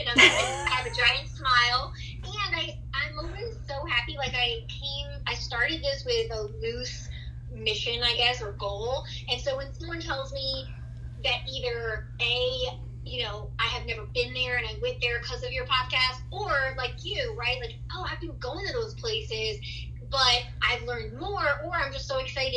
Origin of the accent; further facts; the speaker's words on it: New York, United States; first language Spanish; English is a second language; moved away as an adult; now in Atlanta, United States; I was born in New York. I was raised in New York